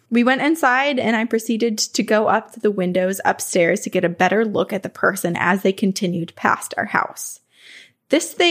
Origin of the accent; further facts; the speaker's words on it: Remsen, New York, United States; When I was a kid, I grew up in the Adirondacks on Phelp Road in Remsen.